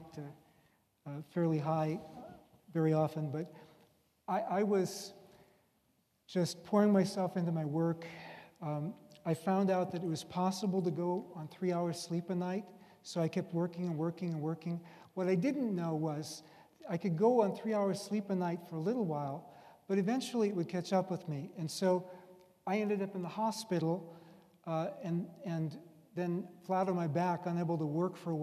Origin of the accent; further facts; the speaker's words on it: United States; I'm an American